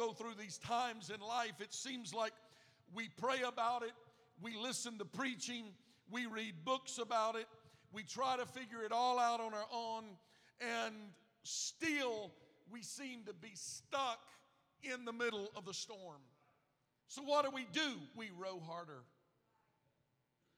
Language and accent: English; Gulf Coast, United States; I grew up on the Gulf Coast